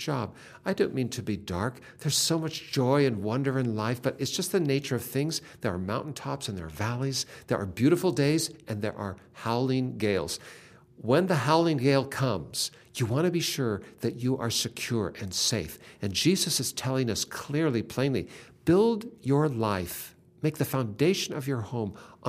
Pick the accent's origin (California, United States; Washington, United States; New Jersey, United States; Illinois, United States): Washington, United States; Seattle; I grew up in Seattle, and I'm an only child